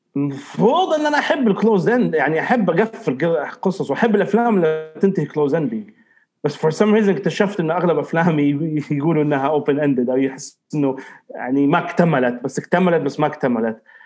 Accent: Riyadh, Riyadh Province, Saudi Arabia; now in Eastern Province, Saudi Arabia; الرياض تظل مسقط راسي وبلدي الاولى يعني تربيتي ونشاتي كلها في الرياض بس خلاص حاليا الشرقيه خليني هنا

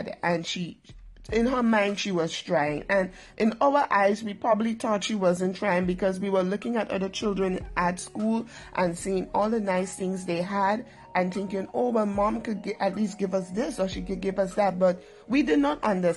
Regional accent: Grenada; also born or lived in Trinidad and Tobago; I'm a Trinidadian by birth, but I'm now Grenadian

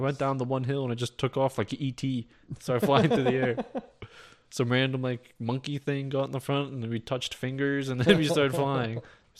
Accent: Pennsylvania, United States

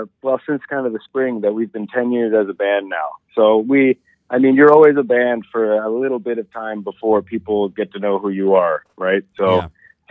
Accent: Dundas, Ontario, Canada; Well, I grew up in Dundas, Ontario, which is kind of like a suburb just to the west of the city. Born and raised there, I was the oldest of five kids.

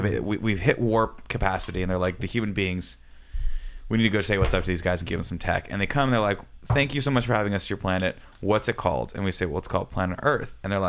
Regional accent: Riverside, California, United States; My town, my hometown, truth be told, it's called Riverside, and there is no river.

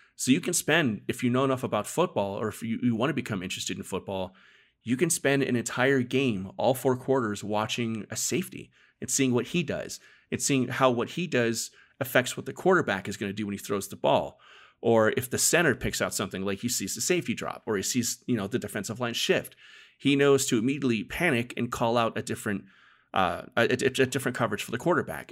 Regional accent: Arizona, United States; I was born and raised in Arizona

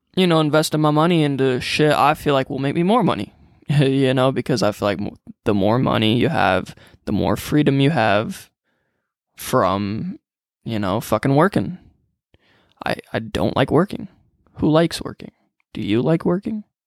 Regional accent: Freeport, Illinois, United States; born and raised in Freeport, Illinois, about two hours from Chicago

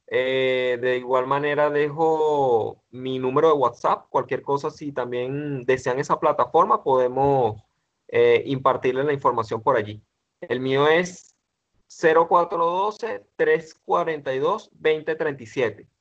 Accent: Venezuela; en mi país, acá Venezuela

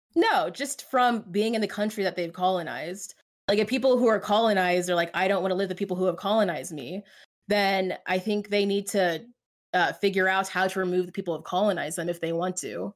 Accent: United States; I'm American

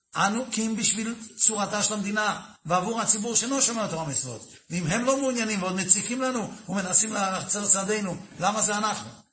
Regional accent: Netanya, Central District, Israel; אני גדלתי בנתניה

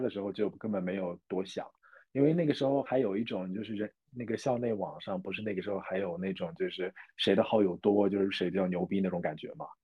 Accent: Jiangsu, China; moved away as an adult; also born or lived in Guangzhou; now in New Zealand; 我是江苏人，在广州上学

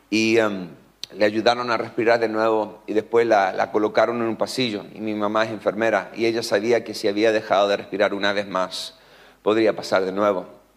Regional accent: Concepción, Biobío, Chile; born there; also born or lived in Netherlands; hace 44 años ah, yo nací aquí en Concepción, en el Hospital Militar de, Conce. mis papis son norteamericanos, Así que yo oficialmente soy gringo holandés chileno

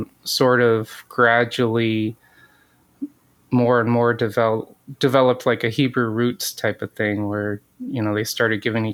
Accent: north of Redding, Northern California, United States; moved away as an adult; also born or lived in Michigan / Detroit, Michigan; now in Battle Creek, United States; I was born in Michigan and my whole family's from here. But my mom actually raised my sister and I in California. Oh. So I grew up in Northern California.

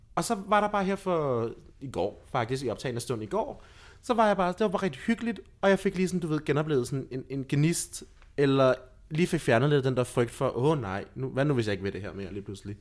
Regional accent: Lolland, Zealand, Denmark; jeg voksede op i et samfund, som var meget intermissionsk. Mm-hmm. For jeg er fra Lolland

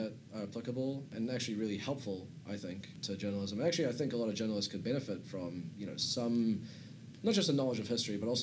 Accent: Auckland, New Zealand; also born or lived in Serbia; I'm originally from former Yugoslavia, Serbia specifically. Moved to New Zealand when I was about 6 years old or so. I grew up in Auckland

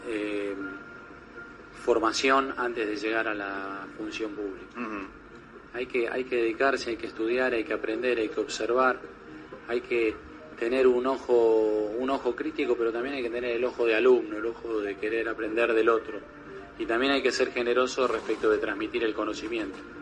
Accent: Argentina; soy argentino

